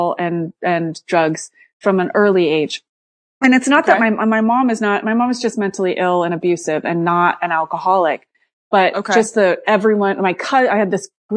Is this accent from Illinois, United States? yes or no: no; Santa Cruz, California, United States; also born or lived in Alaska; I grew up in Santa Cruz, California